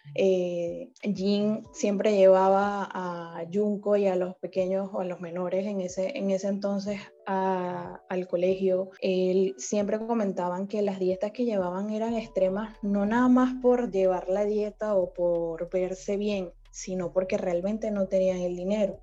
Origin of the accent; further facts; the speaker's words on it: Venezuela; now in Panama; yo soy de Venezuela, estoy en Panamá